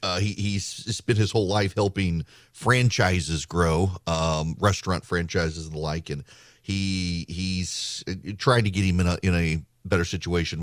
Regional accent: Georgia, United States; I've done my bit for, for politics in my home state

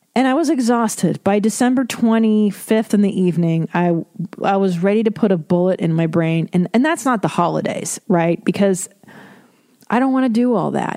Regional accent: Los Angeles, California, United States; I grew up in Los Angeles, as you know, and I listened to Loveline my whole life since I was a kid

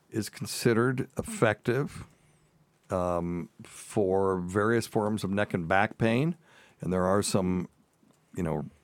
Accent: the South, United States; accent: Southern; a lot of my Southern accent has creeped back, of course, because, you know, it's been 40 years since I went to college.

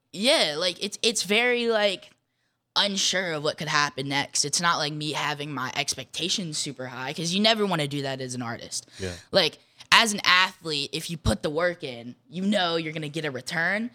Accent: Jackson, Mississippi, United States; my hometown

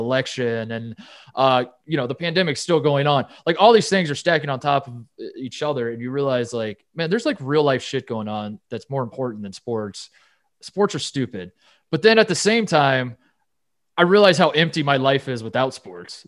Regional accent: Los Angeles, California, United States; my hometown Dodgers

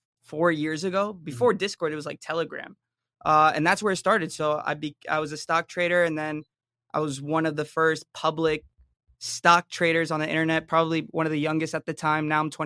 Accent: Jersey City, New Jersey, United States; born there; So, I mean, I was born in New Jersey, Jersey City.

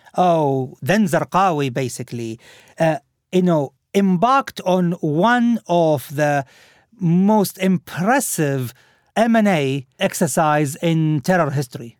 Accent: Al Khobar, Eastern Province, Saudi Arabia; moved away; my hometown also, from Al-Khubar

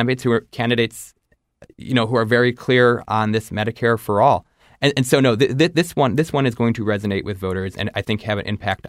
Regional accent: Ohio, United States; I'm a Midwesterner, I'm Ohioan

